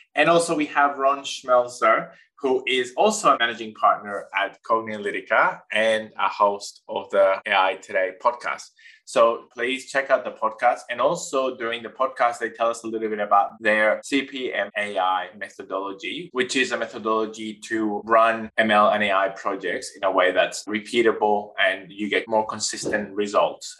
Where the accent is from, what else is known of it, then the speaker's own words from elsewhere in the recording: northern Chile, Chile; moved away as an adult; now in Australia; I grew up in Chile, in the north part of Chile, in the driest desert in the world